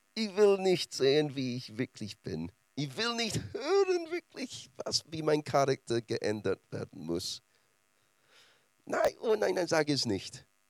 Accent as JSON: {"language": "German", "region": "Scotland", "country": "United Kingdom", "second_language": "German", "moved": "yes", "lives_now": "Germany", "said": "Als Schotte"}